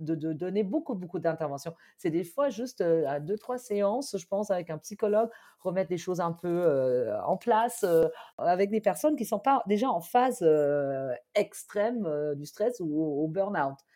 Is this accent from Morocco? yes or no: no; Germany; accent: German; French is a second language; now in France; si vous avez peut-être entendu mon accent, je suis allemande de base.